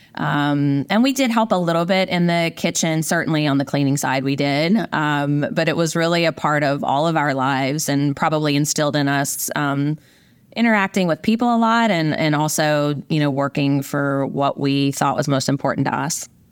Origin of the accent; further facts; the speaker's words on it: rural Virginia, United States; moved away as an adult; also born or lived in Midwest / Orange County, California; I grew up in a small farming community in rural Virginia